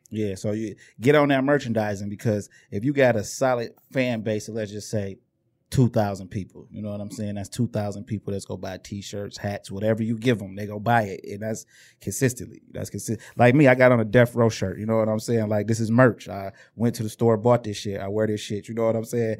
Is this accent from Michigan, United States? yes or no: yes; Inkster, Michigan, United States; we was from Inkster